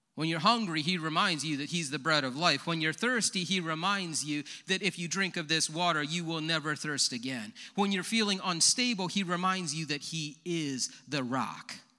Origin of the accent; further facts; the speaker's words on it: Leroy, United States; I'm from Leroy